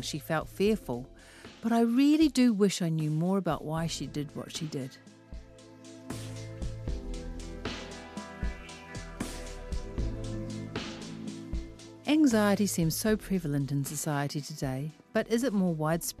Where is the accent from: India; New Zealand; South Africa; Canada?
New Zealand; Auckland; I am from West Auckland